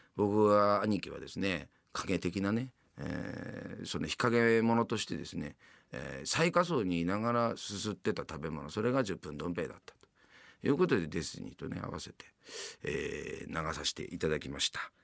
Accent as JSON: {"language": "Japanese", "region": "Yamanashi", "country": "Japan", "tie": "born or raised there", "moved": "as an adult", "lives_now": "Tokyo, Japan", "said": "山梨県の出身でございますね。"}